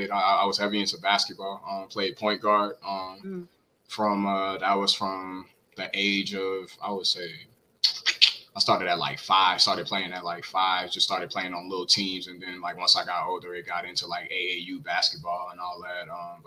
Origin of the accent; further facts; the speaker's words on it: the South, United States; especially growing up in the South, like, it's so heavy. It's so heavy down here.